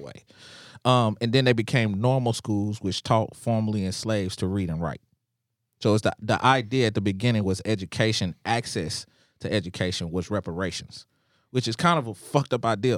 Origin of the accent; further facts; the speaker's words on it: Nashville, Tennessee, United States; I am from Nashville. My family has always been here